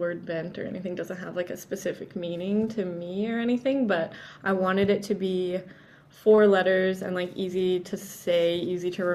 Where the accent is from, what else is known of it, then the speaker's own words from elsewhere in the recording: Canada; also born or lived in Vancouver, Canada / Toronto, Canada / Mexico; especially being Canadian